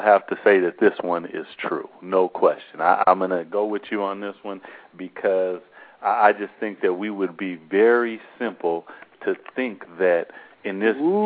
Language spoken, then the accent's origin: English; Seattle, Washington, United States; I'm from Seattle also. I lived here my whole life.